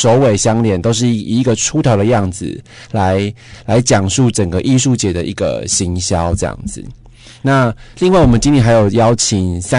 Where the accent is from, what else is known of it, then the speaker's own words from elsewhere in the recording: Taitung County, Taiwan; 如果是国中、国小就是台东的台东高中、新生国中附小这样